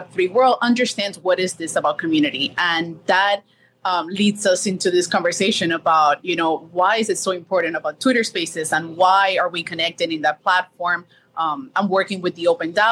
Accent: Miami, Florida, United States; also born or lived in Colombia; I was born in Colombia, grew up here in Miami

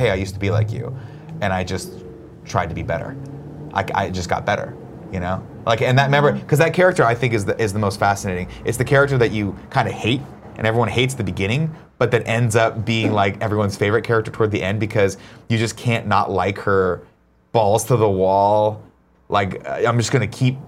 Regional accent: Riverside, California, United States; now in San Francisco, United States; a little boy who grew up in Riverside, California

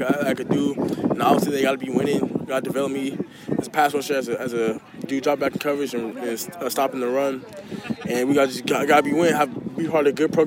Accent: Washington, United States; I love my hometown, I love my state

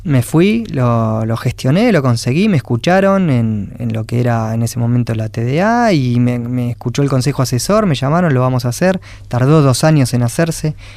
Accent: Quilmes, Buenos Aires Province, Argentina; y soy de Quilmes

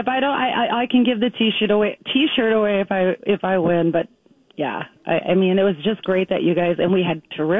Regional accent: Minnesota, United States; I'm from Minnesota

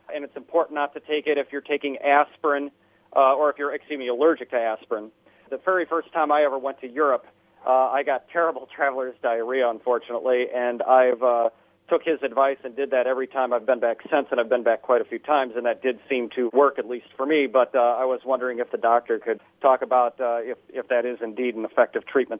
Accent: Minnesota, United States; now in Tuscaloosa, United States; I'm originally from Minnesota

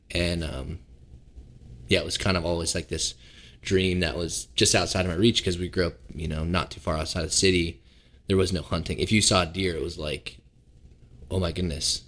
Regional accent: Seattle, Washington, United States; moved away as an adult; now in Pennsylvania, United States; I grew up in Seattle, but we lived in a small neighborhood

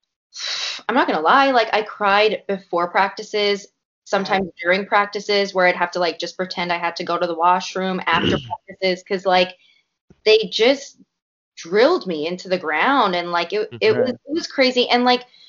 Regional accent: Canada; a Canadian myself

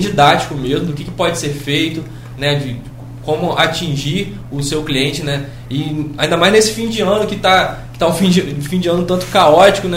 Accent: Brazil; a gente, enquanto brasileiro

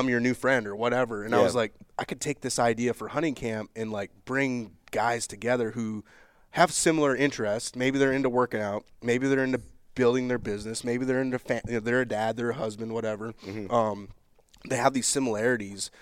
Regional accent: Minnesota, United States; growing up in Minnesota, doing deer hunting camp every year

